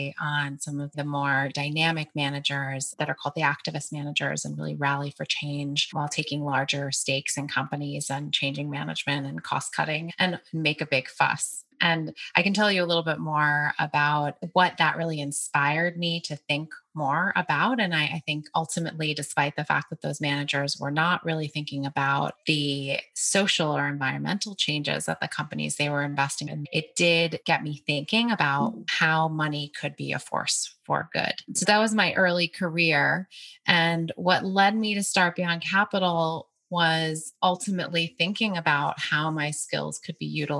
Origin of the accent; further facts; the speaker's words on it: New York City, New York, United States; I grew up in New York City and was born and raised there